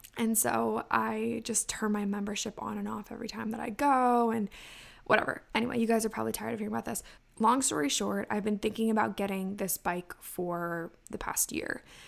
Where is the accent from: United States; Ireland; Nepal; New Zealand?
United States; Ocean City, Maryland; my hometown of Ocean City, Maryland